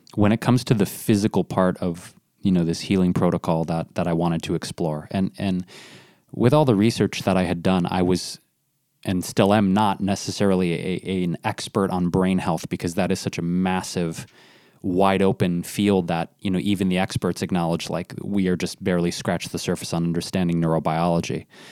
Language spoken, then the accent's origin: English; Detroit, Michigan, United States; I grew up in Detroit